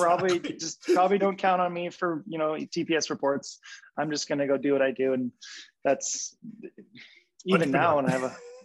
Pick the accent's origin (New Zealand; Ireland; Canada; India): Canada; Vancouver, British Columbia; also born or lived in Kootenays; we're from Vancouver. We have some nice boats here